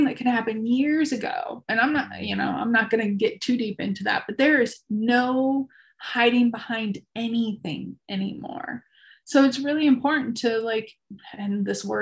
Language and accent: English; Chicago, Illinois, United States; I was born and raised in Chicago